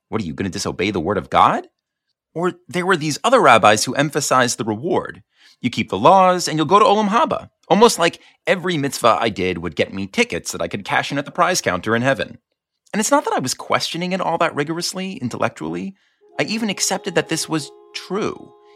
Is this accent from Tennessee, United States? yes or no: no; the Five Towns, New York, United States; I'm from the Five Towns, this bastion of observant Judaism